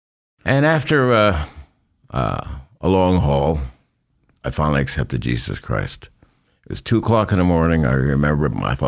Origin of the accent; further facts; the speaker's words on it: Ramsey, New Jersey, United States; moved away as an adult; also born or lived in Germany; now in Mountain Home, Idaho, United States; I grew up in New Jersey. It was a conservative town, conservative family. We weren't Christian.